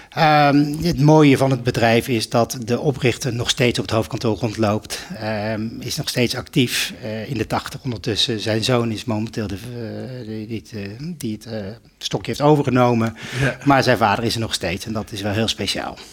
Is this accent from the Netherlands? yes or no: yes; Netherlands; also born or lived in Spain; als Nederlander